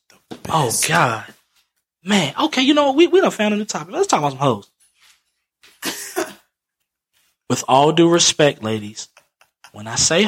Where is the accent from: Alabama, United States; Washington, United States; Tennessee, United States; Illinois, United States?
Alabama, United States; Back down, that was back when I'm from Alabama. I'm from Alabama.